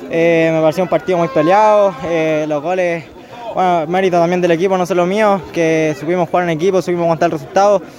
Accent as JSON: {"language": "Spanish", "town": "Talca", "region": "Maule", "country": "Chile", "tie": "born or raised there", "said": "yo en verdad soy de Talca, vengo de refuerzo y allá en Talca juego por el Club Deportivo Chacarilla, que me crié ahí de los 6, 7 años"}